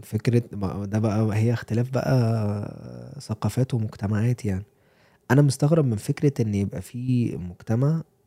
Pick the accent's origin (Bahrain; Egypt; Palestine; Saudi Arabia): Egypt; Cairo, Cairo Governorate; moved away as an adult; also born or lived in Atlanta, United States; now in Colorado, United States; انا كواحد جاي من القاهره